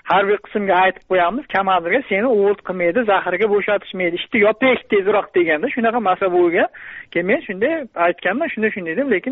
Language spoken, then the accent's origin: Uzbek; Kasbi District, Qashqadaryo Region, Uzbekistan; also born or lived in Chirchiq; qashqadaryo viloyati kasbi tumanida tug'ilganman